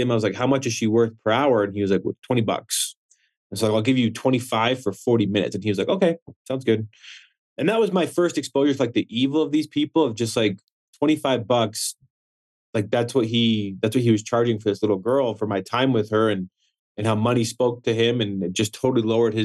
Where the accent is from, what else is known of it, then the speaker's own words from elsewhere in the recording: Wyoming, United States; growing up in Wyoming